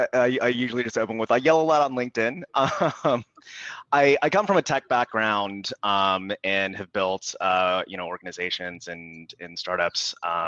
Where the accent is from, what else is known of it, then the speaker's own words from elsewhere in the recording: United States; I can definitely speak to that from my own experience growing up, of not wanting to be seen as associated with the other Asians in school. Mm-hmm. Because I'm one of you. I'm an American.